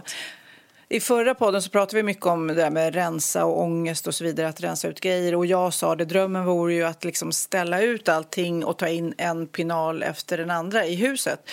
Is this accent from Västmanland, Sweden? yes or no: no; Storholmen, Stockholm County, Sweden; jag växte upp på Storholmen där, ön